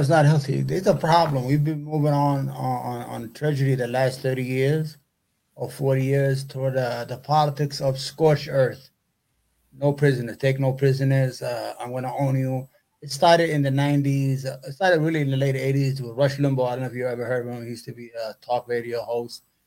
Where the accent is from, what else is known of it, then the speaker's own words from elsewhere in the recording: New York City, New York, United States; also born or lived in Yemen; I'm from New York, grew up in New York, still live in New York, love New York